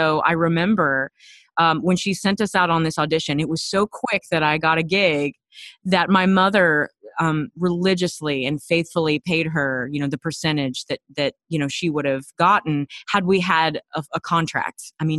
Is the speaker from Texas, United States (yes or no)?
yes; Texas, United States; And it turned into a pageant situation when I was 7, because we're from Texas, and I asked her, Mommy, how do I get a crown like Miss Texas?